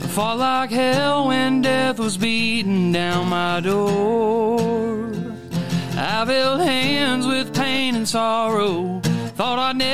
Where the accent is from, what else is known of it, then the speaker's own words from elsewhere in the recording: Carmi, Illinois, United States; Southern Illinois. I'm from Carmi, Illinois